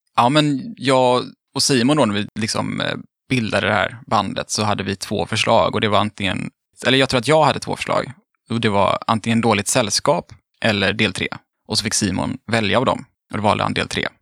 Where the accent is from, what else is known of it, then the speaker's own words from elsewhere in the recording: Mölndal, Västra Götaland, Sweden; jag är från Mölndal, det är också typ Göteborg.